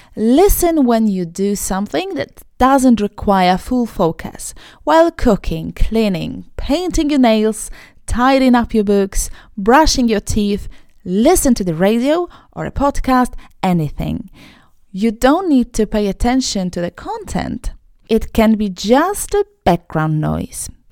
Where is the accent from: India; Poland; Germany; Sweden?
Poland; first language Polish; English is a second language; I'm Polish. I'm born and raised in a Polish speaking family, a Polish speaking country. It's my mother tongue